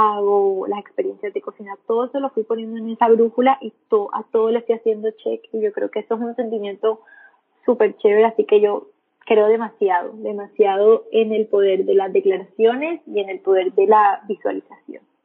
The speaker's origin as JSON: {"language": "Spanish", "town": "Montería", "region": "Córdoba", "country": "Colombia", "moved": "as an adult", "lives_now": "Medellín, Colombia", "said": "yo ahí en ese entonces estaba en Montería, que es donde la, de, de donde soy, donde vivo, donde vivía, perdón, en ese tiempo"}